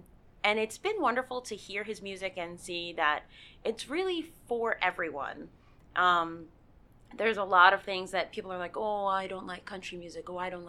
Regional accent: Virginia, United States; I'm originally from Virginia

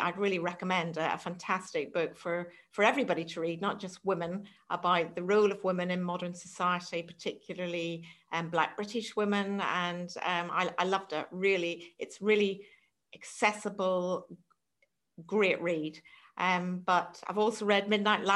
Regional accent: Ireland; moved away as an adult; now in England; I'm also from Ireland

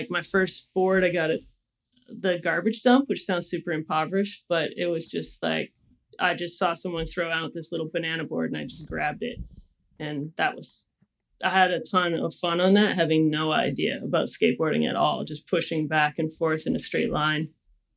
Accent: Kelowna, British Columbia, Canada; now in Portland, United States; I grew up in Kelowna, British Columbia

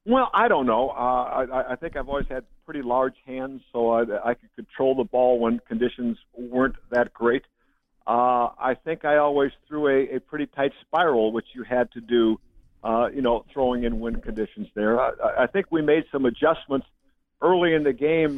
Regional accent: Batavia, Illinois, United States; I was a big Chicago Bear fan growing up in Batavia, Illinois, outside Chicago

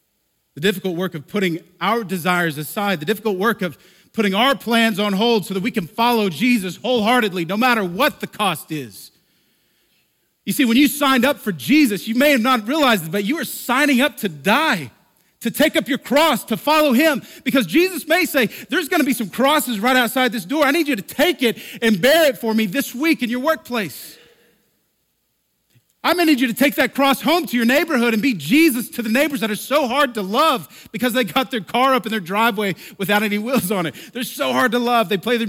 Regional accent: the Bible Belt, United States; For many years, I grew up in the Bible Belt.

